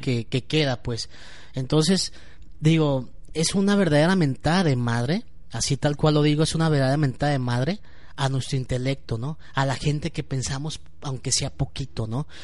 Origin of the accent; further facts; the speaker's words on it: Mexico; yo como ciudadano mexicano